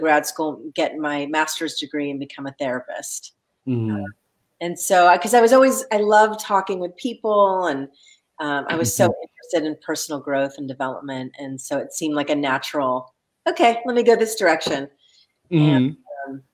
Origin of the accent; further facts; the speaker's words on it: Los Angeles, California, United States; I grew up in Los Angeles